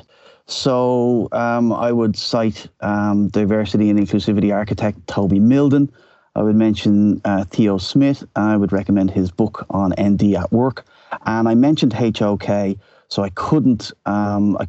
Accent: Dublin, Leinster, Ireland; moved away as an adult; now in Amsterdam, Netherlands; born and bred in Dublin, left Ireland in 1993

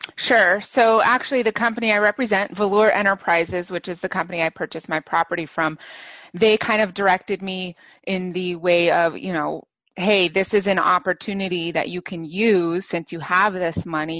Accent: New Mexico, United States; now in San Francisco Bay Area, United States; I was born and raised in New Mexico.

